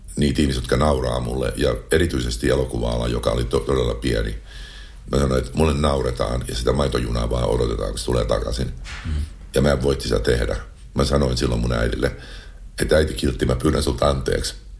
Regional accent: Finland; moved away; also born or lived in Los Angeles, United States / China; Saada olla mun kotimaassa, nauttia suomalaisesta kesästä

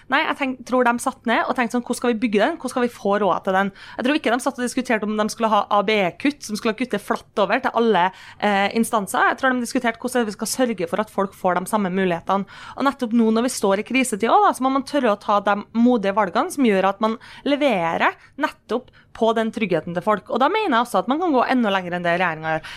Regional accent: Kristiansund, Møre og Romsdal, Norway; Når jeg er hjemme i Kristiansund

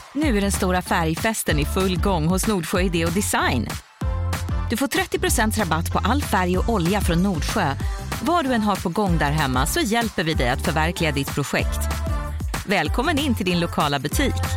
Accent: Stockholm, Stockholm County, Sweden; moved away as an adult; now in Sundsvall, Sweden; uppväxt i södra förorten i Stockholm.

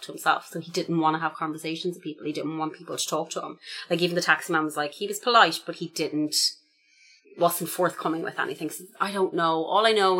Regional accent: Ireland; I'm Irish

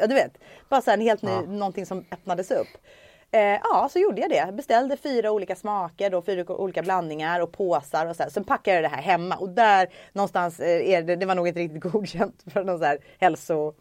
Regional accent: Stockholm, Stockholm County, Sweden; jag är uppvuxen i Stockholm

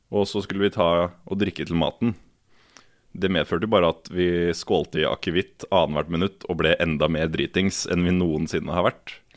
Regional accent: Elverum, Innlandet, Norway; moved away; Jeg er fra Elverum

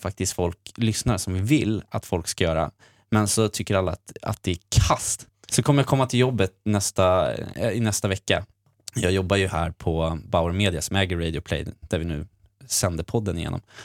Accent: Sweden; jag är också från Sverige

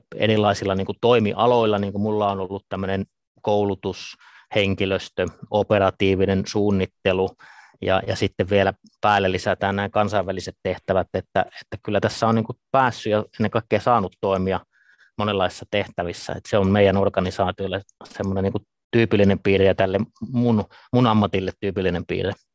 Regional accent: Ivalo, Lapland, Finland; kotoisin olen, olen tuota Pohjois-Suomesta Lapista, Ivalosta

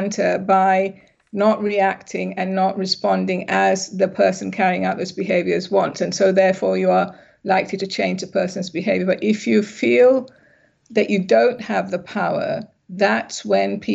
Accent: England, United Kingdom; also born or lived in Sri Lanka; I'm originally from Sri Lanka, but I grew up in England.

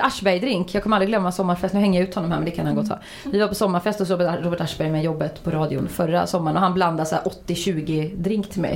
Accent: Uddevalla, Västra Götaland, Sweden; moved away; jag är från Uddevalla från början

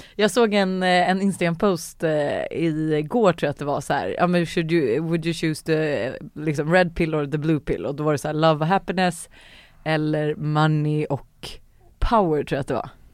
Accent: Sweden; vi svenskar

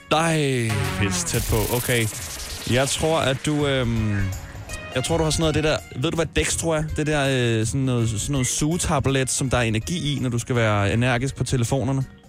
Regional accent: Smørum, Capital Region of Denmark, Denmark; Smørum, hvor jeg kommer fra. Vi boede også meget idyllisk kvarter med børn på min alder

